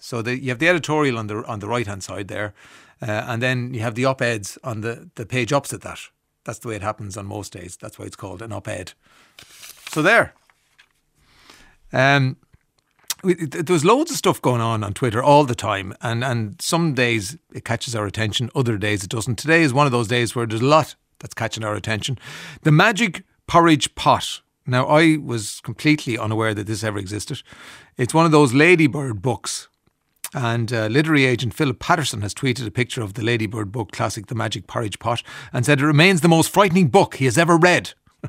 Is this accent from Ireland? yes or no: yes; Ireland; Yeah, well, because we're Irish, you know, and you go up and you don't know who's behind the counter